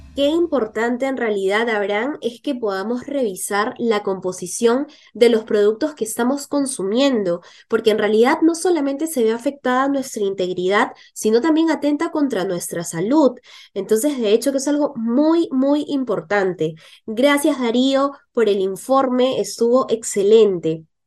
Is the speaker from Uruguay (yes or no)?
no; Peru; como peruanos